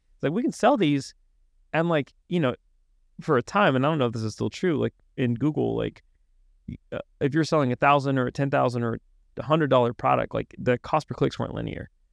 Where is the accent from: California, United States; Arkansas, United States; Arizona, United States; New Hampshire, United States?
Arkansas, United States; moved away as an adult; also born or lived in Washington, D.C.; I grew up in Arkansas